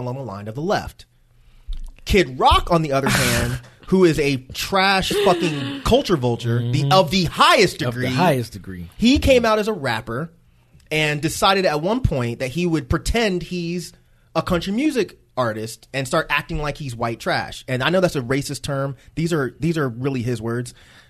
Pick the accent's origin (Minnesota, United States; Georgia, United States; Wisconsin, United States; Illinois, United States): Georgia, United States; Conyers; Growing up in Conyers and being acclimated with country music